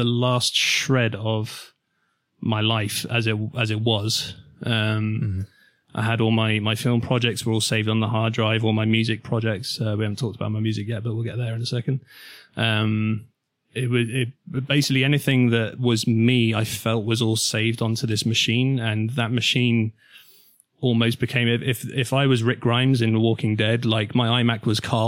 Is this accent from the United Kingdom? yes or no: yes; Milton Keynes, South East England, United Kingdom; my hometown, Milton Keynes